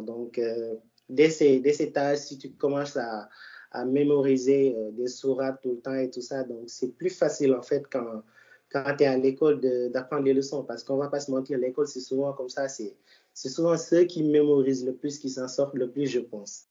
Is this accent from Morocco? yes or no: no; Dakar, Senegal; je suis né à Dakar